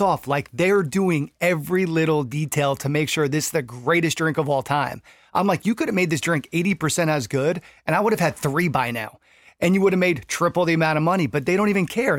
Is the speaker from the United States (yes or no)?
yes; New York, United States; I come from New York